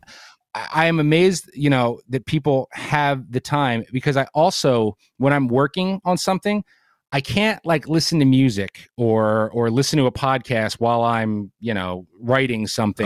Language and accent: English; New Jersey, United States; moved away as an adult; now in Bucks County, Pennsylvania, United States; I grew up in Jersey, so I grew up salty